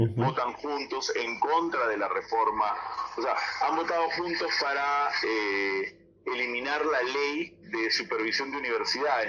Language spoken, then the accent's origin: Spanish; Peru